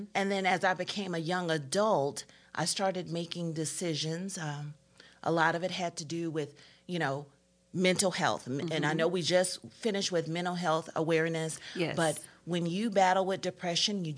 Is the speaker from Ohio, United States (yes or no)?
no; Augusta, Georgia, United States; also born or lived in Atlanta, Georgia; I was in Augusta, Georgia